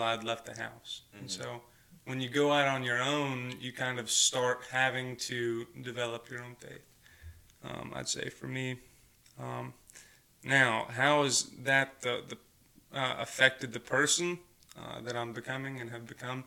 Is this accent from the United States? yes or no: yes; Mountain View, Arkansas, United States; I grew up in Mountain View, Arkansas, not too far from here